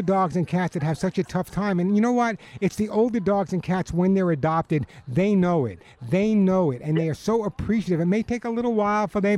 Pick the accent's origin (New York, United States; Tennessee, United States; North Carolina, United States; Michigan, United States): New York, United States; also born or lived in Long Island; now in California, United States; I'm a New Yorker